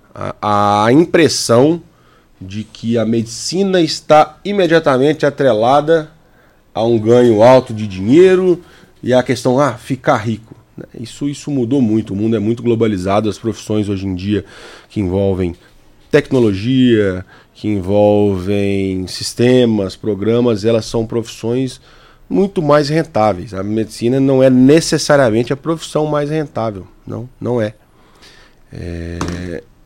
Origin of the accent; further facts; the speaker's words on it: Capelinha, Minas Gerais, Brazil; da cidade onde eu cresci, que é Capelinha, Minas Gerais